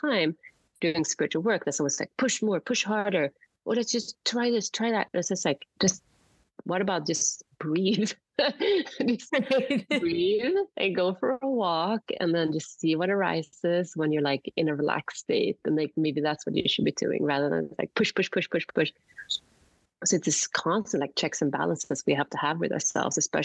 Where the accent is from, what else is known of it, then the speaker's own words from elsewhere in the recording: Sweden; moved away; I grew up in Sweden